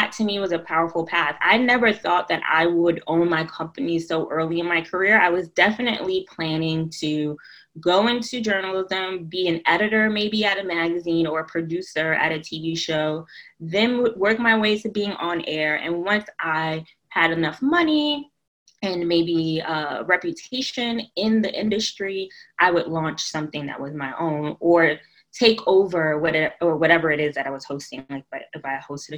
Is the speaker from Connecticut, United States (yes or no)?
no; New York City, New York, United States; I'm from New York, Brooklyn, New York, born and raised